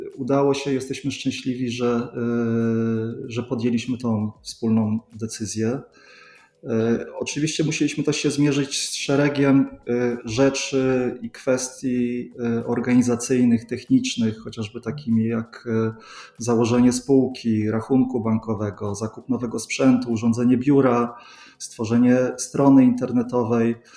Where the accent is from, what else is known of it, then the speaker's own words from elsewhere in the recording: Sweden; moved away as an adult; now in Poland; Ja się wychowałem w Szwecji, tam kończyłem szkołę podstawową, studia